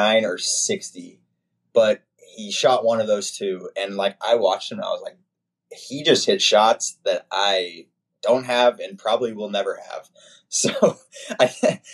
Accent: Oklahoma, United States; I've been in Oklahoma my whole life

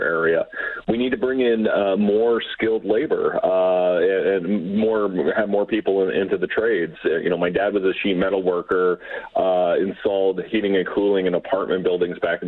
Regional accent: London, Ontario, Canada; a place like London, Ontario, my hometown

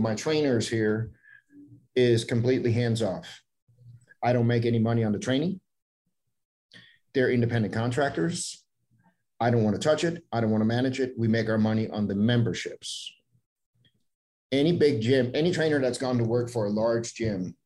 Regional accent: Denmark; moved away; I'm born and raised in Denmark, but when I visit family, I bring my laptop with me and I can sit at home in Denmark

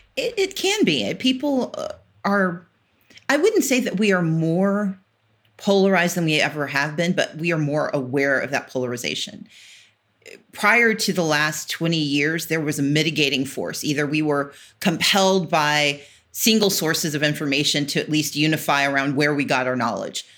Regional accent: American South, United States; I grew up in the South of, you know, American South

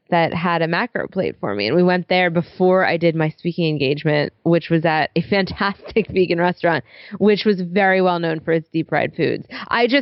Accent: New York City, New York, United States; I'm a New Yorker

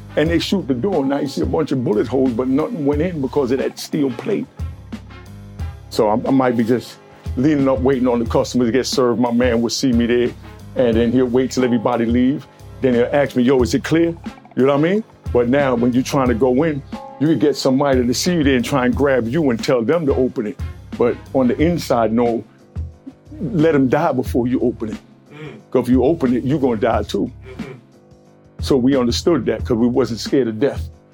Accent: Jamaica; also born or lived in Brooklyn, New York / South Bronx, New York / Harlem, New York; now in New York City, United States; I'm Jamaican

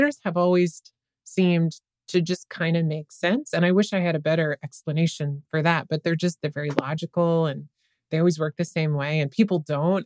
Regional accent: Western Nebraska, United States; I was raised in Western Nebraska

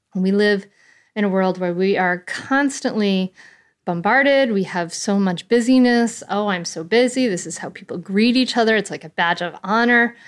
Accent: Bristol, Rhode Island, United States; I grew up in a little town called Bristol, Rhode Island

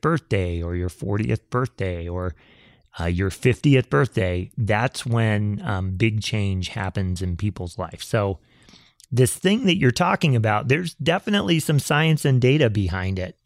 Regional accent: the South, United States; both you and I grew up in the South and we both went to church.

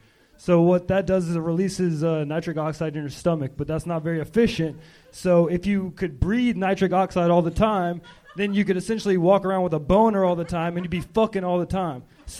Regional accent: Atlanta, Georgia, United States; moved away as an adult; now in Los Angeles, United States

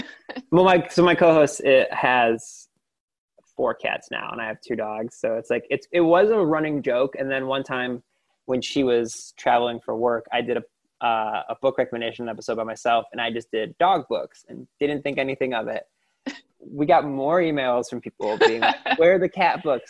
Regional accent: Lorain, Ohio, United States; I grew up in Toni Morrison's hometown of Lorain, Ohio

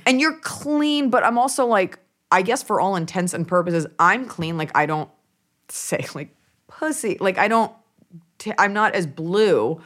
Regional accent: Dallas, Texas, United States; also born or lived in Los Angeles (born, presumably); family's from New York, but I'm from Dallas, Texas

